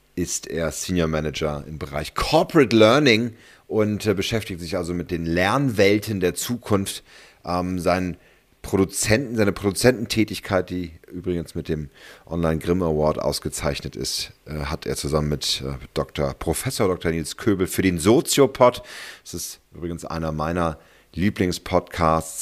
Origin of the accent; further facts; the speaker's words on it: Berlin, Germany; Als Berliner